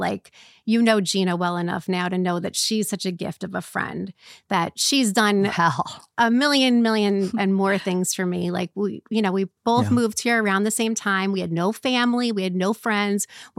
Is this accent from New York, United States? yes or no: yes; Westchester County, New York, United States; moved away as an adult; now in Orange County, United States; I am from New York as well, but not Long Island. I'm from Westchester County.